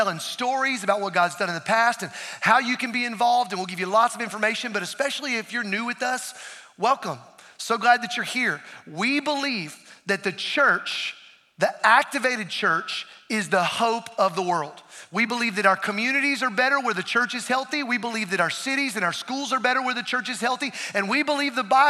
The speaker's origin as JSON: {"language": "English", "region": "Appalachian Mountains of North Carolina", "country": "United States", "tie": "born or raised there", "said": "I grew up in the Appalachian Mountains of North Carolina"}